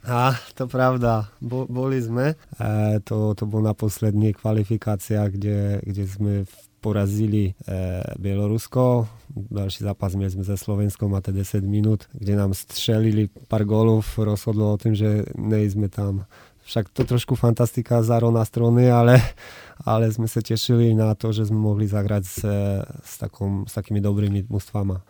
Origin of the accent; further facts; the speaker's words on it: Nowy Targ, Lesser Poland, Poland; Czech is a second language; Já jsem z Nového Targu a, a, a v, no, v Novém Targu vždycky od eh, vždy byl hokej na prvním místě